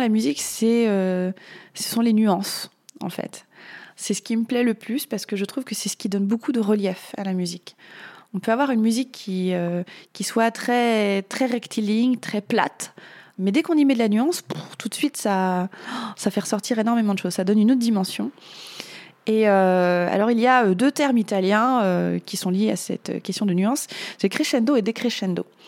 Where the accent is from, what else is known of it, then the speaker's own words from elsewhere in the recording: France; je suis née en France